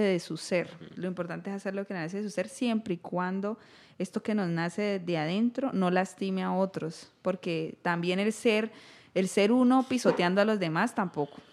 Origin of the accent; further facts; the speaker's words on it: Colombia; como colombianos